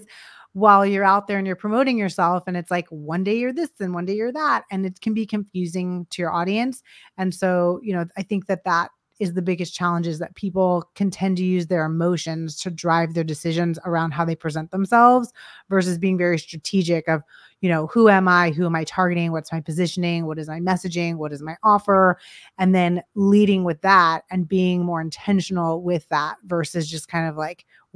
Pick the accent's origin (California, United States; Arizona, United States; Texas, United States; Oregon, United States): California, United States; Los Angeles; moved away; I was from Los Angeles and I was designing movie posters